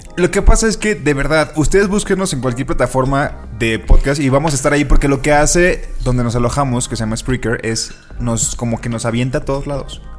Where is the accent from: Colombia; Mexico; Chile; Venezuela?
Mexico; como mexicanos